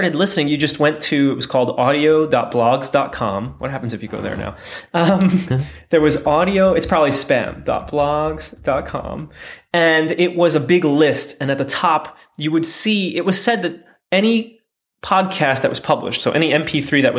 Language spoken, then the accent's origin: English; United States; born or raised there